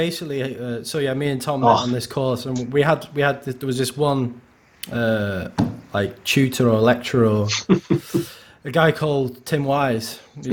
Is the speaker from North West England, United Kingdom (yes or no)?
yes; Wigan, North West England, United Kingdom; moved away as an adult; also born or lived in Salford / Manchester; I had my upbringing here, and like I did start playing music in Wigan